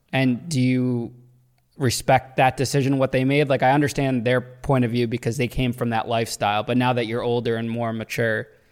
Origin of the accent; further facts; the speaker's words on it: Danbury, Connecticut, United States; I'm from Danbury